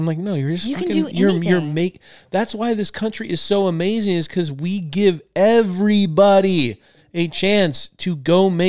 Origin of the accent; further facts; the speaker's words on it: Topanga, California, United States; in my hometown, Topanga?